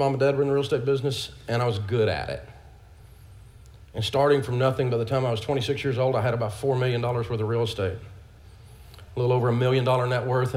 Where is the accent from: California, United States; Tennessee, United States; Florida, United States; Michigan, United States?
Tennessee, United States; Nashville; born or raised there